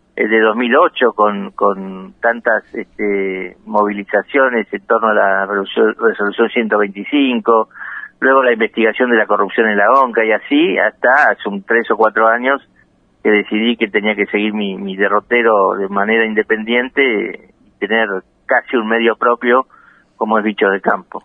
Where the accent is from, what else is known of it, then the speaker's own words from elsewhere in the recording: La Plata, Buenos Aires Province, Argentina; Soy nacido en La Plata